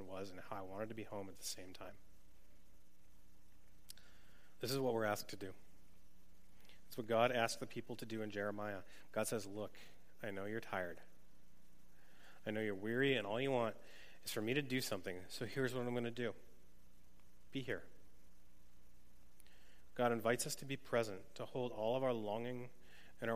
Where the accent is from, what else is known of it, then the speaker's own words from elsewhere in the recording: New England, United States; moved away; I grew up in New England and had never been west of like Pennsylvania